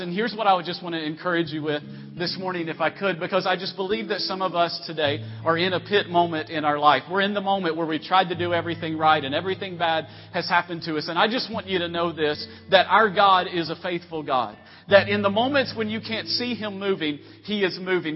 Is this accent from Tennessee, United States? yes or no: yes; Tennessee, United States; moved away; also born or lived in Virginia; I'm from originally from Tennessee, and we call it opening up a can on somebody